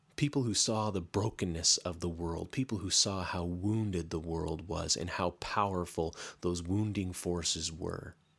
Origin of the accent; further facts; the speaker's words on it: Canada; I'm Canadian